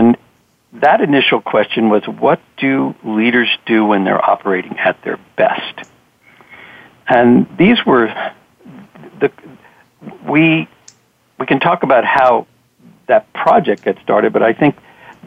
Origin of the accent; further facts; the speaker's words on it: Washington, District of Columbia, United States; growing up in Washington, D.C., visiting the monuments